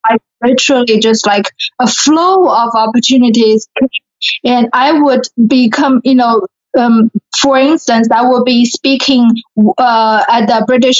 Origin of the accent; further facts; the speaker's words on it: Shanghai, China; first language Mandarin Chinese; English is a second language; moved away as an adult; also born or lived in San Diego, California; now in Houston, United States; So I'm from Shanghai, China, where I was born and raised.